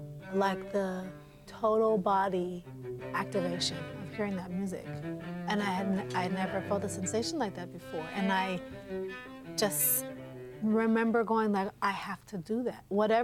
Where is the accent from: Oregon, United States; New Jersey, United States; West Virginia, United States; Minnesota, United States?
Oregon, United States; Portland; Well, I grew up in what we call Inner Northeast Portland